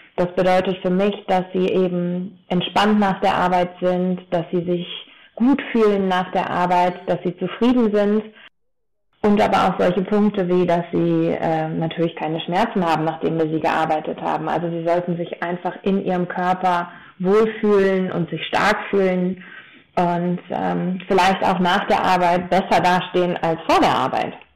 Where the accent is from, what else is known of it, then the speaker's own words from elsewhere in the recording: Taunus, Hesse, Germany; moved away as an adult; now in Ober-Ramstadt, Germany; Ich komme ursprünglich aber aus dem Taunus und bin da äh, in einer großen Familie mit vier Brüdern aufgewachsen